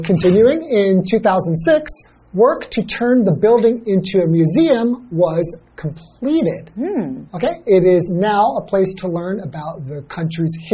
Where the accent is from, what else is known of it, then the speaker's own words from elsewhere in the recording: California, United States; I'm from California.